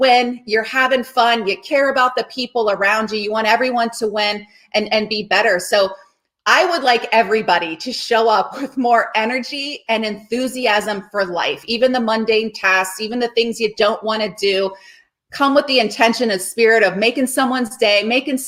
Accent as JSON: {"language": "English", "town": "Cincinnati", "region": "Ohio", "country": "United States", "tie": "born or raised there", "said": "Larry Lyons, my swim coach from growing up in Cincinnati, Ohio"}